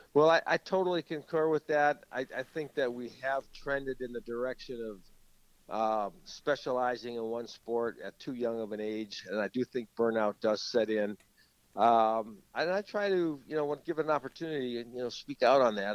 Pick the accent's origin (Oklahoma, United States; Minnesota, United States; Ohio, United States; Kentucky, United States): Minnesota, United States; St. Paul; grown up in St. Paul